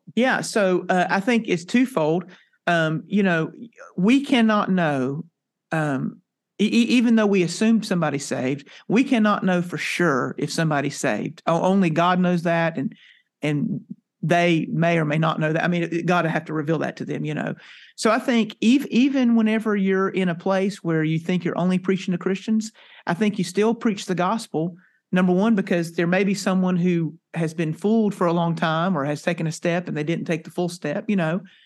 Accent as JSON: {"language": "English", "region": "North Carolina", "country": "United States", "tie": "born or raised there", "moved": "yes", "lives_now": "Texas, United States", "said": "I, uh, am a native, uh, came from North Carolina. I'm now a Texan."}